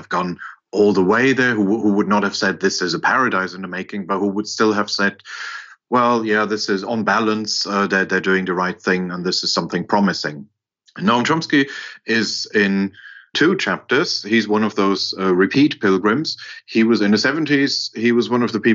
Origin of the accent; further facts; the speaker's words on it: Germany; I grew up in West Germany